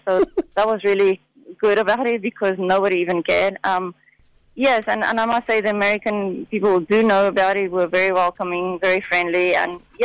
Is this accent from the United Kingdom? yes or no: no; South Africa; moved away; growing up in South Africa with a culture of not being considered a true athlete until you've actually run the Comrades